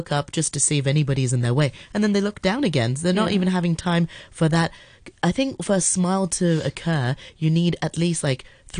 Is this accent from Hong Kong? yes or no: yes; Hong Kong; I'm born and raised in Hong Kong